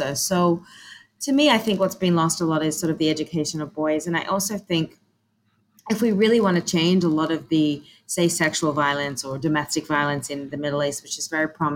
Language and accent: English; Australia; moved away; I grew up in Australia